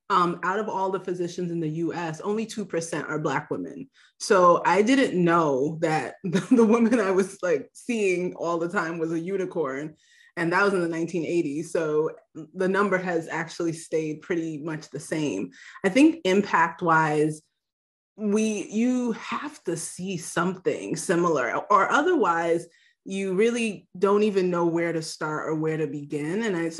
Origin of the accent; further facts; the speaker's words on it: Nigeria; Yeah, well, you know, I'm Nigerian, so we only have like two options, actually.